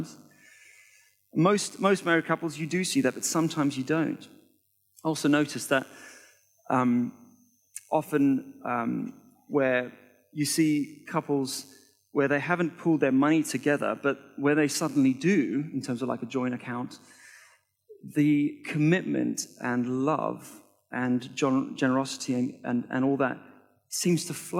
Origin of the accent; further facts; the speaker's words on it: South Africa; now in United Kingdom; I was born in South Africa, and my family went from being comfortably wealthy to completely broke in the space of 1 year